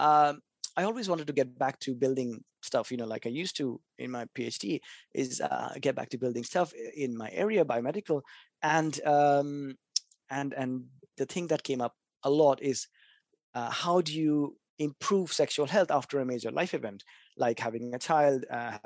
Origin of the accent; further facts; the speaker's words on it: Kolkata, West Bengal, India; I grew up in Calcutta, which is a little city. Well, little, not really, a little city near the east of India